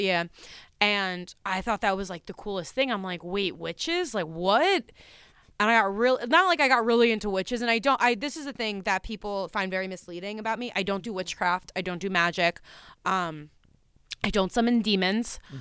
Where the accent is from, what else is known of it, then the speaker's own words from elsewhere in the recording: New Jersey, United States; I'm from New Jersey